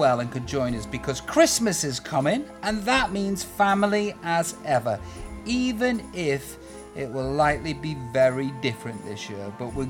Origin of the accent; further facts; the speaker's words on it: Stoke-on-Trent, West Midlands, United Kingdom; my hometown of Stoke?